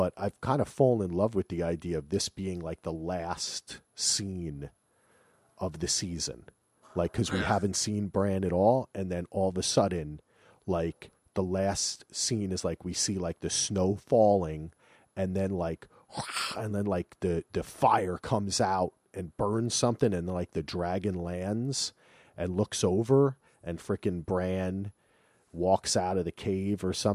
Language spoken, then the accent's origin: English; New Jersey, United States; I'm from Darius, New Jersey